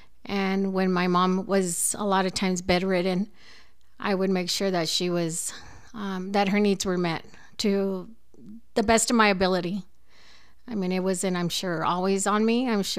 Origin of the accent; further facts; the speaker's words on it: Los Angeles, California, United States; now in El Paso, United States; No, I was actually born and raised in LA. And was born August of 1967.